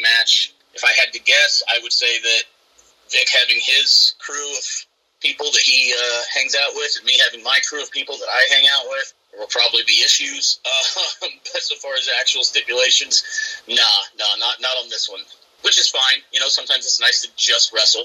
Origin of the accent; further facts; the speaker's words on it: Southern Illinois, United States; moved away as an adult; also born or lived in Quad Cities; now in Spring Valley, United States; I'm from Southern Illinois. I grew up in just a real middle of nowhere, little bitty town